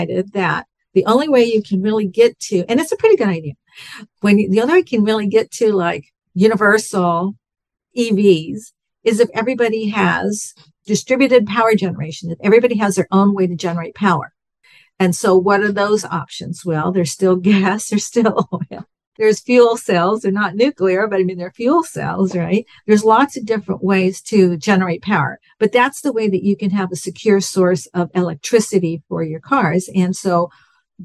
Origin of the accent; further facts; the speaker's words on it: Southern California, United States; moved away as an adult; also born or lived in Bakersfield, California; I'm from California, from Southern California